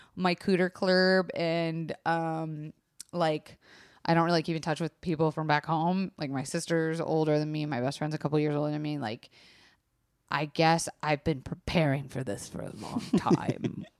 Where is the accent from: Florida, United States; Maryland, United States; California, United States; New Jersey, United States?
Florida, United States; I was raised in Florida